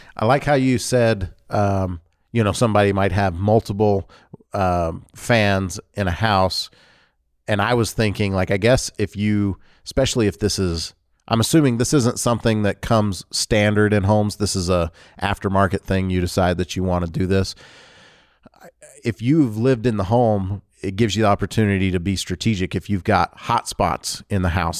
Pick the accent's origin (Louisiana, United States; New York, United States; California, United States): Louisiana, United States; I grew up in Louisiana